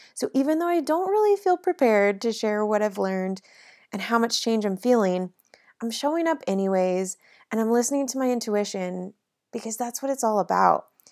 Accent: South Lake Tahoe, California, United States; now in Nashville, United States; my hometown of South Lake Tahoe

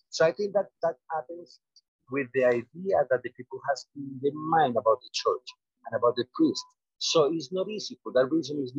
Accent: Colombia; in Colombia, you know that most of all, we were raised in the Catholic Church

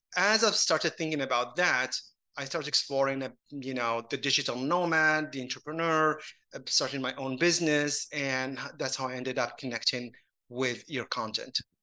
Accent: Casablanca, Casablanca-Settat, Morocco; moved away; I grew up in Casablanca

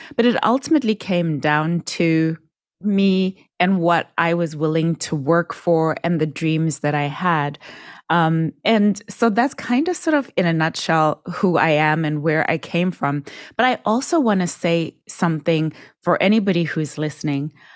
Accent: Zimbabwe; I was born and raised in Zimbabwe

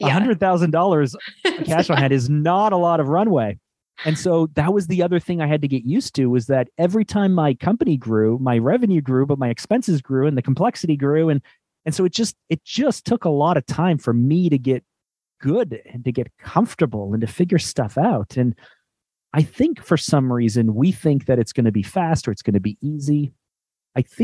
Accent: Canada; also born or lived in Toronto; I'm Canadian. We live in Toronto, which is kind of like the New York City of our country

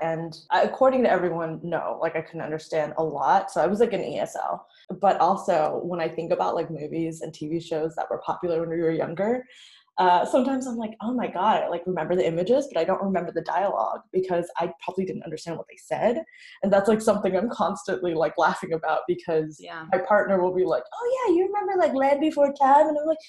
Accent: New Orleans, Louisiana, United States; So I was born in New Orleans and my parents immigrated over here from Vietnam in late 70s, early 80s.

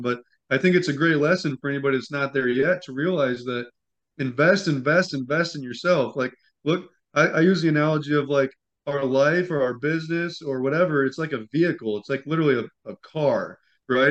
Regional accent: Midwest, United States; We're from the Midwest, and so it's naturally a penny-saving kind of lifestyle

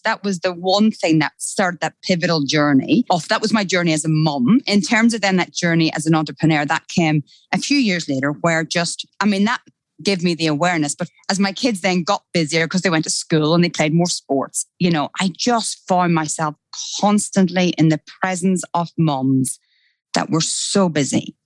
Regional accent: Ireland; accent: Irish; moved away as an adult; now in Australia; I actually don't hear my Irish accent

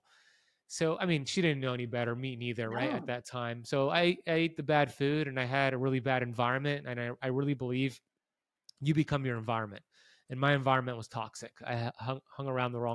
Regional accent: United States; I grew up here in America, and I ate a standard American diet

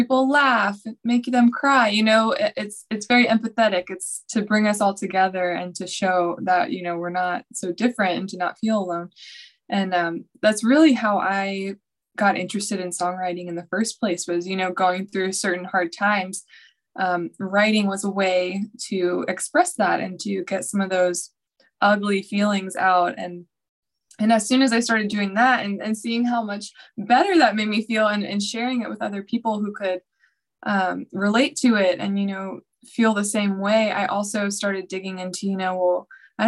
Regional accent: Nashville, Tennessee, United States; I was born and raised in Nashville, Tennessee

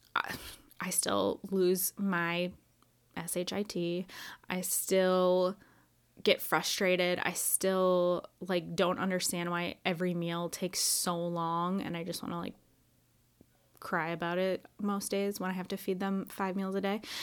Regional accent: Wisconsin, United States; now in Orlando, United States; I grew up in Wisconsin

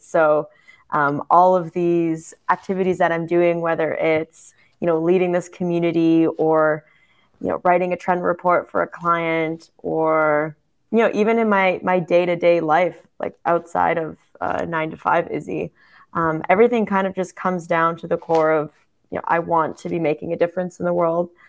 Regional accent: Canada; now in Germany; I'm German Canadian

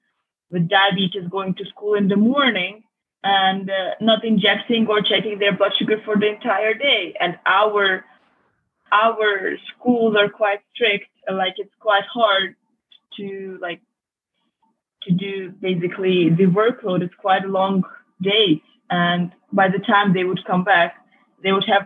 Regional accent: Budapest, Hungary; now in London, United Kingdom; I was born and raised in Budapest, Hungary

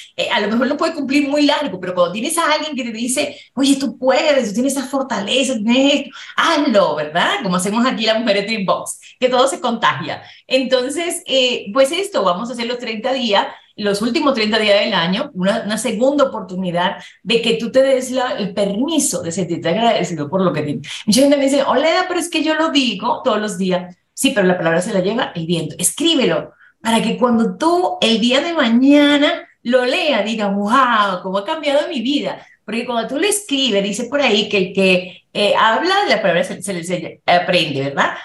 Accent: Dominican Republic; now in Mexico City, Mexico; yo nací en República Dominicana con mi mamá, y mi mamá pues emigró para tener una mejor calidad de vida para nosotros.

